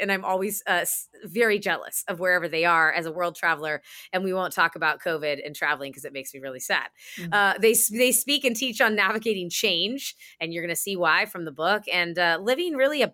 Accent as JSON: {"language": "English", "region": "New York", "country": "United States", "said": "as a New Yorker"}